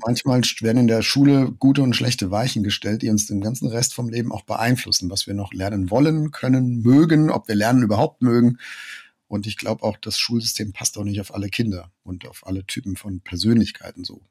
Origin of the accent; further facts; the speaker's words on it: Germany; wir als Deutsche